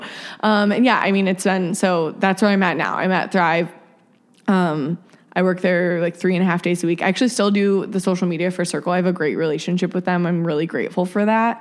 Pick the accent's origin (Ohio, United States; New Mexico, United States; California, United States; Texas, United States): Ohio, United States; Akron; moved away; Akron, my hometown